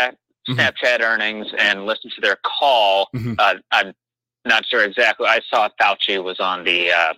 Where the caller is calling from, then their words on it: Chicago, Illinois, United States; from Chicago.